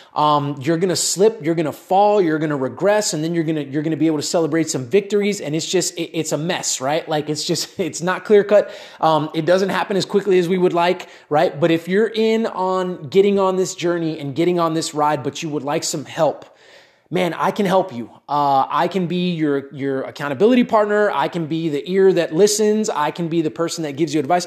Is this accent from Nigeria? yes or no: no; Miami, Florida, United States; also born or lived in Dallas area, Texas; now in Dallas, United States; I'm from Miami originally, but living here in Texas